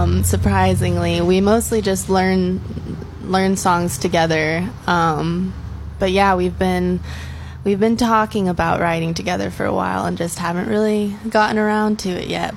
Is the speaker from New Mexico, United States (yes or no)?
yes; Ruidoso, New Mexico, United States; also born or lived in Las Cruces, New Mexico; I was born and raised in Ruidoso.